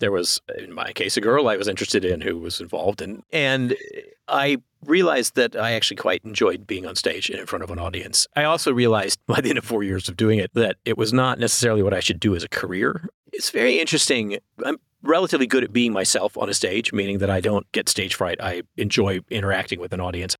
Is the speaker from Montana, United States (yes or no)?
no; Texas, United States; moved away; I didn't grow up in any kind of wine drinking family. I grew up in Texas